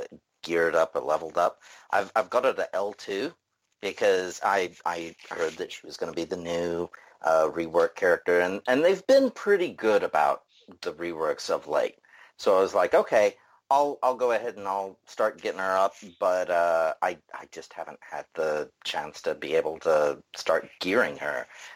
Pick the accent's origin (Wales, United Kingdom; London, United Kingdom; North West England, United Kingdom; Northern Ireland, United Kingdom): North West England, United Kingdom; Manchester; accent: messed up Manchester and Tennessee accent; also born or lived in Tennessee, United States; Manchester and Tennessee. So, very messed up accent, if that's why you're asking.